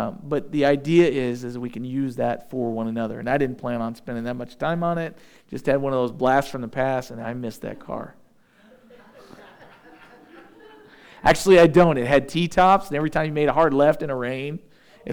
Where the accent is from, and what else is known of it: United States